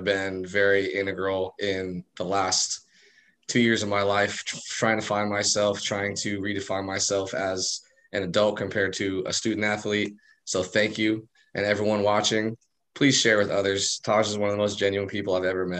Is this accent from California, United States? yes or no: yes; El Cerrito, California, United States; moved away as an adult; now in San Diego, United States; I was born and raised in El Cerrito